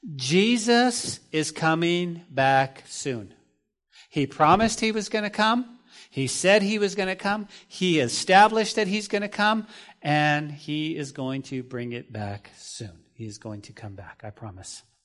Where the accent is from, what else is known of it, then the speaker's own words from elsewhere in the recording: New Mexico, United States; Growing up in New Mexico, we would often make money as kids to pull weeds